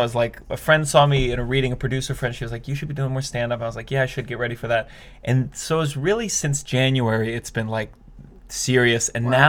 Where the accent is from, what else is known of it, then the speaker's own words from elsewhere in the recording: Maryland, United States; So Maryland, originally.